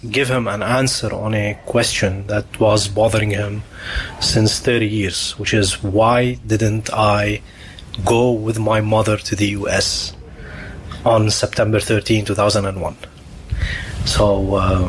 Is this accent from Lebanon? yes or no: yes; Lebanon; now in The Hague, Netherlands; my hometown in Lebanon